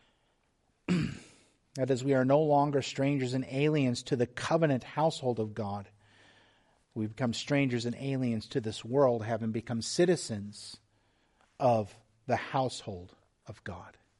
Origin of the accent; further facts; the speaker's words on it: Texas, United States; moved away; also born or lived in Whidbey Island, Washington; I'm from Texas